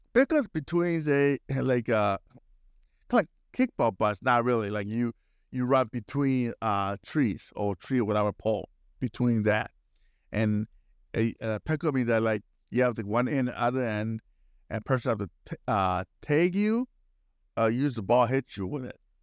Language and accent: English; Milwaukee, Wisconsin, United States; I was growing up in Milwaukee area